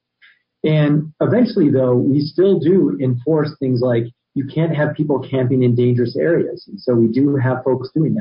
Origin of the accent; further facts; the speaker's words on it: Albuquerque, New Mexico, United States; was born and raised in Albuquerque